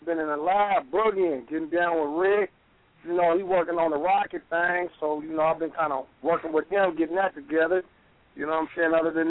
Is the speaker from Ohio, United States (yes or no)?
no; San Diego, California, United States; I'm from San Diego.